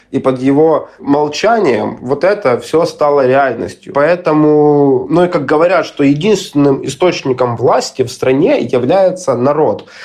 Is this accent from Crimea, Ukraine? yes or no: no; Kharkiv, Kharkiv Oblast, Ukraine; moved away as an adult; Я родился и вырос в Харькове